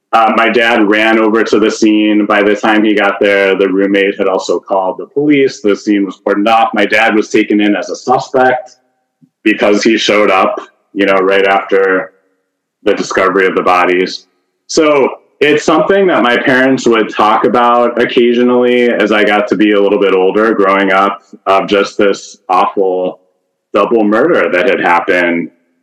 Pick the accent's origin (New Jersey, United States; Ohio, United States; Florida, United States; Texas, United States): Ohio, United States; Northeast; moved away as an adult; also born or lived in Iowa / New York City; I grew up in Northeast Ohio, moved away for a long time. I went to college in Iowa, lived in New York City for a while, and then I came back and really happy to be back in my hometown.